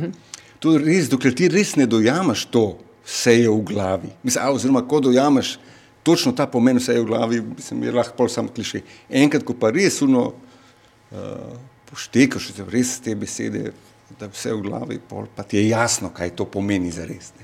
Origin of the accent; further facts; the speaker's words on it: North Macedonia; now in Slovenia; jaz sem iz Makedonije